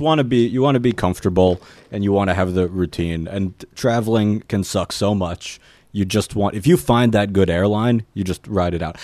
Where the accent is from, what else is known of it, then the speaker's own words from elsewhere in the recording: New York City, New York, United States; moved away as an adult; also born or lived in Los Angeles; I grew up in New York City